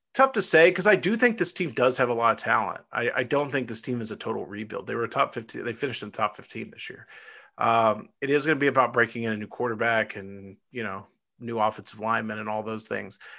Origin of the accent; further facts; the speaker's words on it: Irving, Texas, United States; I was born in Irving, Texas. I lived about ten minutes from Texas Stadium.